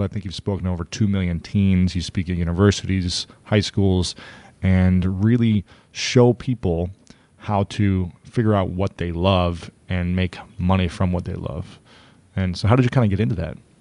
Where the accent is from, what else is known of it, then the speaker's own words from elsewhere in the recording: Ohio, United States; also born or lived in New York City; now in Los Angeles, United States; I'm from Ohio, and I moved from New York City to come here